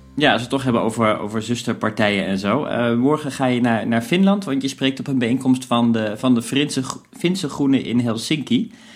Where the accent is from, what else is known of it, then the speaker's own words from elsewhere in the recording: Netherlands; wij, die wij aangaan als, als Nederlanders